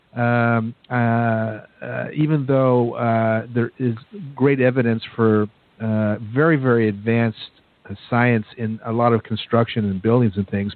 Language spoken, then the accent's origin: English; United States; I'm an American